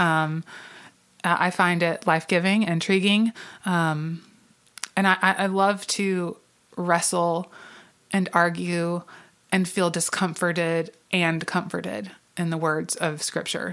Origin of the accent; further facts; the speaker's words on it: the South, United States; I grew up in Southern Baptist churches um, and in a, a, a Southern Baptist family, probably not um, because we intentionally were so, but just because we lived in the South